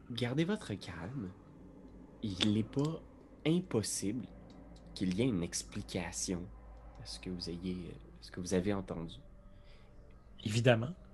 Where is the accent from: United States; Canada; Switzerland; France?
United States; accent: American; French is a second language; si, j'avais dénoncé mon, mon accent américain, j'aurais, probablement été probablement rossé par ces